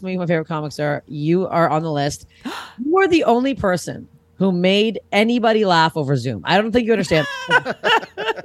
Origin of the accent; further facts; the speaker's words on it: Canada; now in Los Angeles, United States; we are Canadian